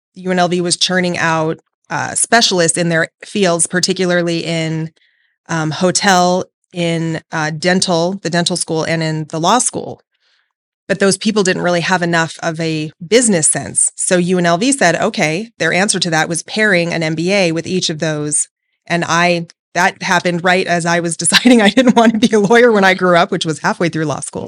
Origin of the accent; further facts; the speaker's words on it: Las Vegas, Nevada, United States; I was born and raised here in Vegas and have never left